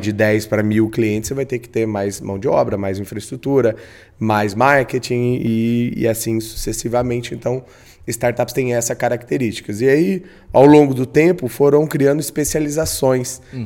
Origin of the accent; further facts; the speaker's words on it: Campo Grande, Mato Grosso do Sul, Brazil; sou um bom campograndense, uhum. nascido e criado na Mata do Jacinto